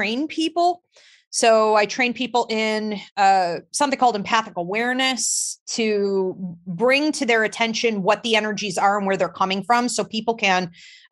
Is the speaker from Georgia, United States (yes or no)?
yes; Georgia, United States; now in Alabama, United States; I was born in Georgia.